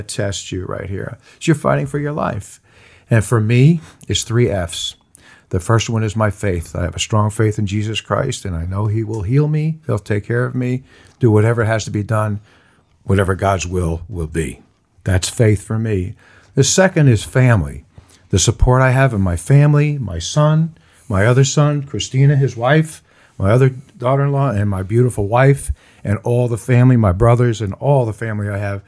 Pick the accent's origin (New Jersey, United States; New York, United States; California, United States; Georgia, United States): New York, United States; moved away; New York, because I was born in New York